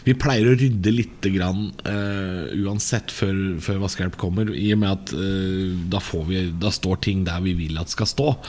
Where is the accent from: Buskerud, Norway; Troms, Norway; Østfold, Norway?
Buskerud, Norway; Drammen; jeg er fra Drammen